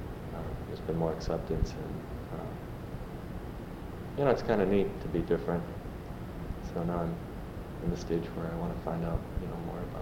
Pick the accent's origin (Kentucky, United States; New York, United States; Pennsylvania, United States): Pennsylvania, United States; born there; also born or lived in Chicago; I was born in Pennsylvania.